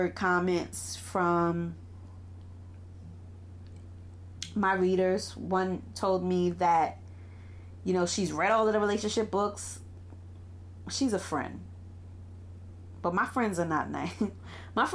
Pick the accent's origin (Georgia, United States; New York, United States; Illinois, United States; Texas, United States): New York, United States; New York City; I run a private practice out of Brooklyn, New York, which is my hometown